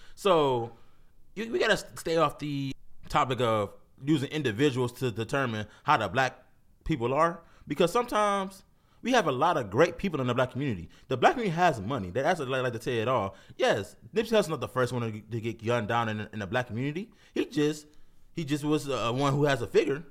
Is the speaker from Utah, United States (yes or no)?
no; Cleveland, Ohio, United States; I'm from Cleveland.